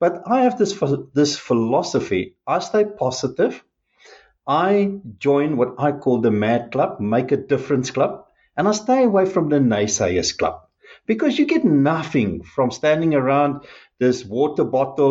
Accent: South Africa

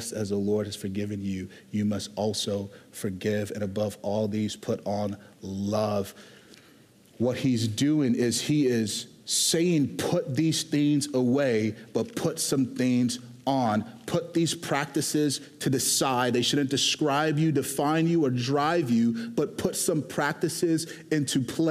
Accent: Houston, Texas, United States; I was born and raised in Houston, Texas

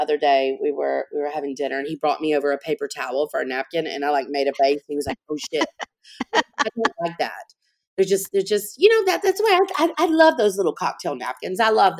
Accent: New Orleans, Louisiana, United States; I knew very early that just marketing in my hometown, you know, I didn't really need to do that there because I have a big presence in New Orleans.

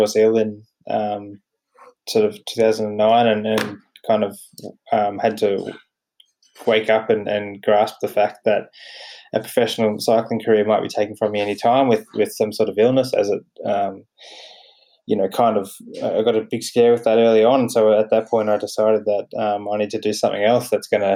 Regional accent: Batemans Bay, New South Wales, Australia; moved away as an adult; now in Canberra, Australia; I grew up on the south coast, sort of near Batemans Bay

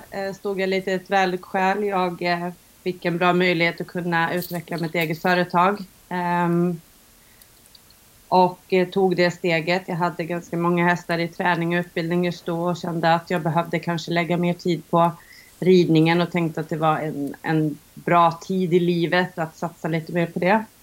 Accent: Gotland, Sweden; jag kommer faktiskt från Gotland från början även om många säger att jag lyckas dölja det lite väl i, min, i mitt språk.

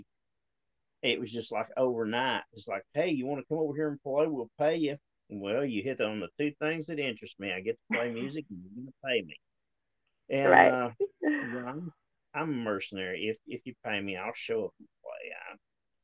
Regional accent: Appalachia, United States; moved away as an adult; now in Arkansas, United States; I've lived in Appalachia my entire life up until the last 3 or 4 years, and I moved out here.

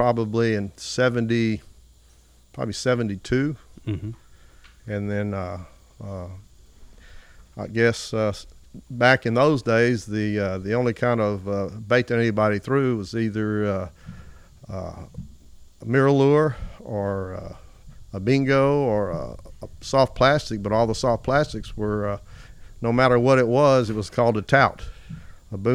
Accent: Toledo Bend Reservoir, Louisiana, United States; I grew up bass fishing on Toledo Bend Reservoir up the north part of the state

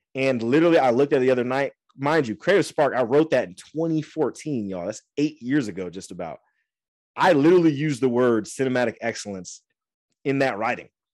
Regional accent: Angola, Indiana, United States; moved away as an adult; also born or lived in Fort Wayne, Indiana / Florida; now in California, United States; I love my hometown. I love Fort Wayne. I love Angola

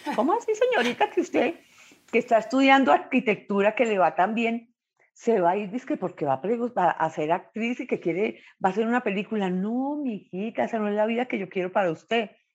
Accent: Bucaramanga, Santander, Colombia; now in Bogotá, Colombia; Nací en Bucaramanga, al oriente de Colombia

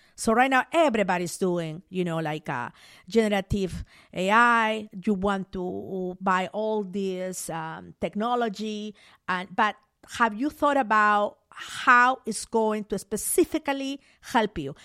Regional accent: Mollendo, Arequipa, Peru; moved away as an adult; now in United States; I grew up in Peru.

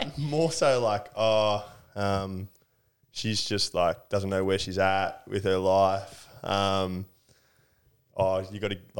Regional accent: Melbourne, Victoria, Australia; moved away as an adult; I'm from Melbourne. Moved up here 2.5 years ago.

